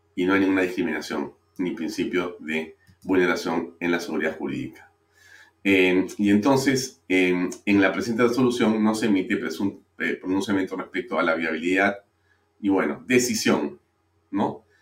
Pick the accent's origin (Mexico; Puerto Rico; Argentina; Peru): Peru